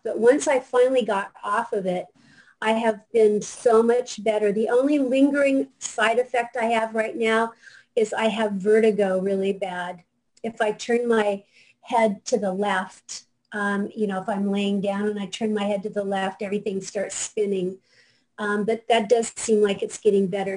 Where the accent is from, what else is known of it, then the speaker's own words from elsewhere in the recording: Seattle, Washington, United States; now in Fort Lauderdale, United States; I am actually from Seattle